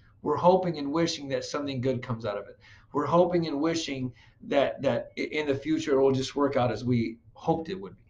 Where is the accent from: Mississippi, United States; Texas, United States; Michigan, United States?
Michigan, United States; Flint; I grew up in Flint, Michigan, so a lot of people went to GM